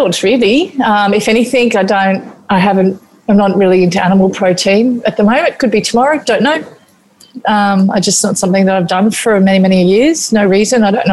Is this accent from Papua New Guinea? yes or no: yes; Papua New Guinea; moved away; growing up in New Guinea and eating a lot of fermented fish